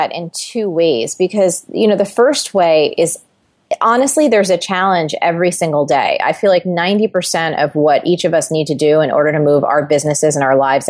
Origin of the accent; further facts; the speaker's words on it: New Jersey, United States; I'm Italian. I love to eat. I am goofy. I'm from New Jersey.